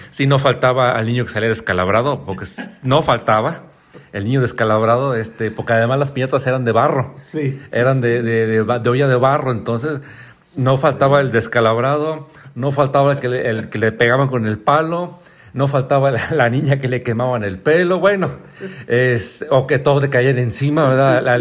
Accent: San Luis Potosí, Mexico; nací en el Montecillo. En el Montecillo, en lo que es la, los, ferrocarrileros, allí

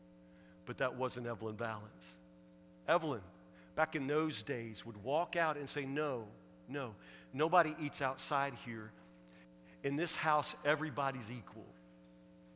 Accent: Woodburn, United States; I'm from Woodburn, and this is how a Woodburn person talks right here.

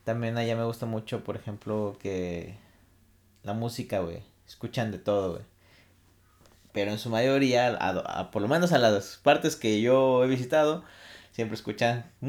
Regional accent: Mexico City, Mexico; Soy de Ciudad de México.

